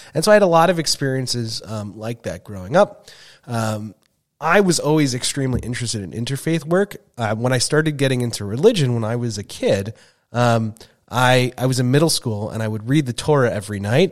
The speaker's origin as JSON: {"language": "English", "area": "Long Island", "region": "New York", "country": "United States", "tie": "born or raised there", "also_born_or_lived": "Minnesota", "moved": "yes", "lives_now": "Saint Paul, United States", "said": "sixty percent Jewish from our public school growing up in Long Island"}